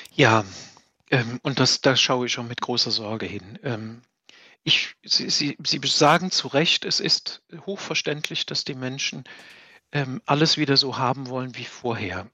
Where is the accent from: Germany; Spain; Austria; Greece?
Germany; Saarland; moved away as an adult; now in Bad Neuenahr-Ahrweiler, Germany; als unsere, als meine Heimat